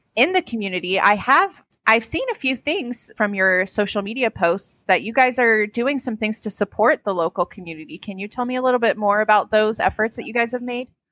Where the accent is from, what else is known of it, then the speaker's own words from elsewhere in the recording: Wake Forest, North Carolina, United States; I grew up in Wake Forest